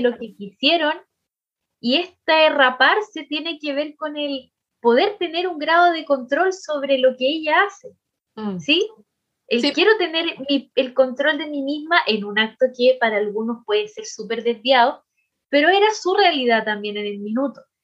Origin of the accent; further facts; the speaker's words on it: Chile; nosotras aquí como mujeres chilenas sobre todo, en eh, nuestro país